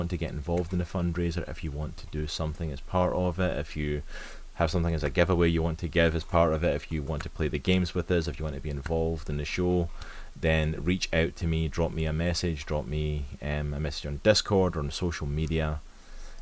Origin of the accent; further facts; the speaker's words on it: Scotland, United Kingdom; I'm from Scotland.